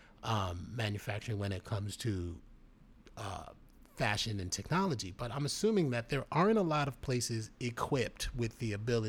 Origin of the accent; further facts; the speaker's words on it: New York City, New York, United States; growing up in the Bronx, My mother went to FIT, New York City.